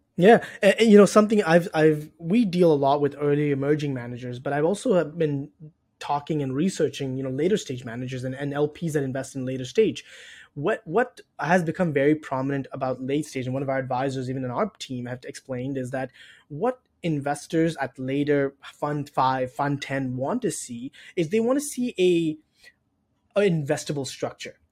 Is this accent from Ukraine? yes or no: no; Toronto, Ontario, Canada; moved away as an adult; now in Chicago, United States; I'm originally from Toronto in Canada. I moved to Chicago about two years ago